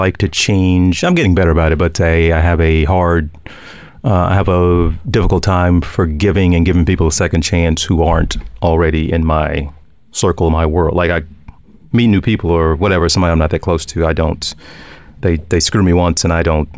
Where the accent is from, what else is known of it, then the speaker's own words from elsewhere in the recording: Arkansas, United States; moved away as an adult; I had an opportunity to go back to Little Rock, to my home state, at least Arkansas